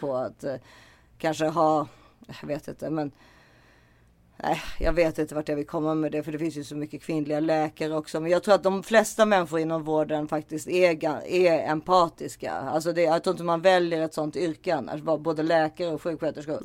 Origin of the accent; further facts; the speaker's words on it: Sweden; jag är svensk